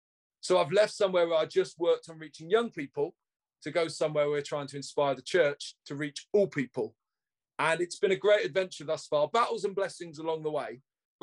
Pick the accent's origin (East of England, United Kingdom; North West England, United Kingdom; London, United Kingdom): London, United Kingdom; I'm a Londoner.